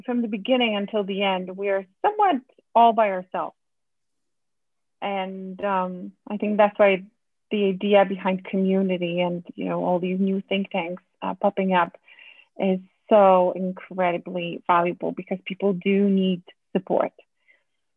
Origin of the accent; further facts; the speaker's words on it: Poland; moved away as an adult; now in United States; Eastern Europe, born and raised in Poland. I moved to the US in 2013.